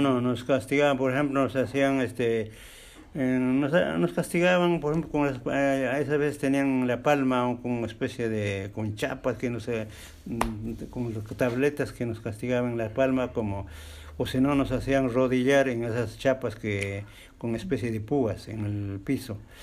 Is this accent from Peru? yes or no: yes; Jauja, Junín, Peru; moved away as an adult; yo soy de la provincia de Jauja. En las épocas del año 1965 empecé el colegio